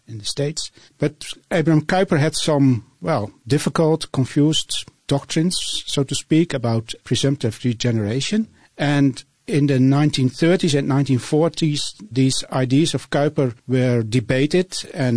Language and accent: English; Netherlands; English is a second language; I'm from the Netherlands